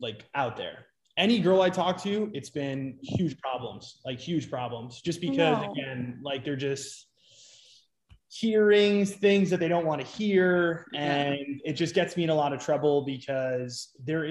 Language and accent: English; New York, United States; now in Scottsdale, United States; I'm originally from New York. And I moved out to Arizona.